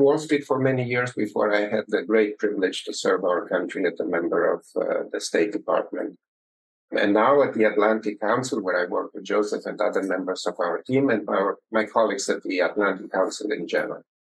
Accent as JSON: {"language": "English", "country": "Romania", "tie": "born or raised there", "moved": "yes", "said": "I started uh, life in uh, in communist Romania"}